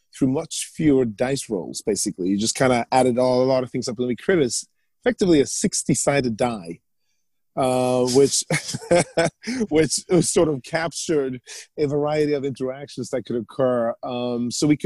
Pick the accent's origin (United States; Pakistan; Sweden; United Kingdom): Sweden; moved away; I grew up in Sweden